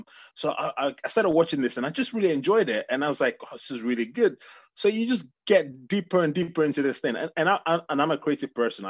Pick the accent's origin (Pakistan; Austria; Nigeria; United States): Nigeria; Ife, Osun; I come from West Africa, Nigeria, and my family, I come from a place called Ife